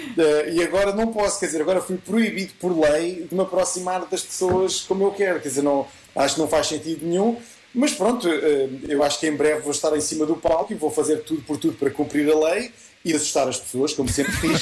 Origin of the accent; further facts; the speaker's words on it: Leiria, Leiria District, Portugal; a Filarmónica dos Marrazes, que é a Filarmónica da minha terra